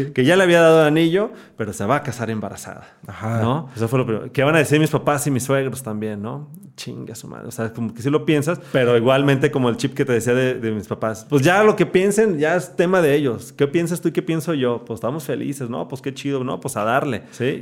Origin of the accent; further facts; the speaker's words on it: Guadalajara, Jalisco, Mexico; Soy tapatío